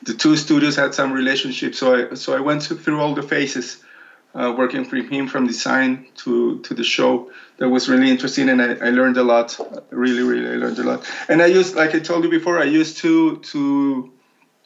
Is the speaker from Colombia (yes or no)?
yes; Colombia; moved away as an adult; also born or lived in Milan / Paris; I'm from Colombia